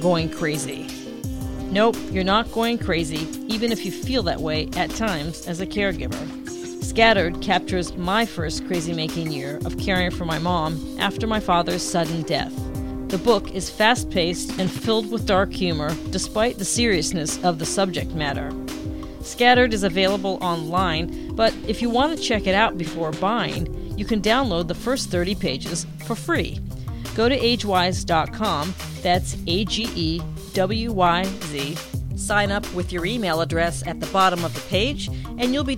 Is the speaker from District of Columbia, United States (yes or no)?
yes; Washington, District of Columbia, United States; I'm from Washington, D.C.